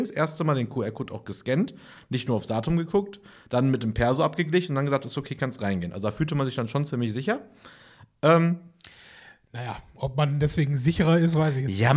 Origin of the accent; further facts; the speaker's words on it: Germany; Nee, ich, man ist einfach ab und zu als Deutscher einfach gar nicht bedient worden, während ich einfach.